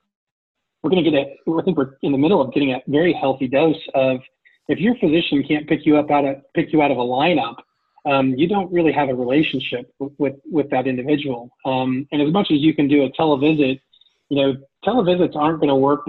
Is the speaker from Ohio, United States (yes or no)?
yes; Ohio, United States; I'm from Ohio where we used to have MAC cards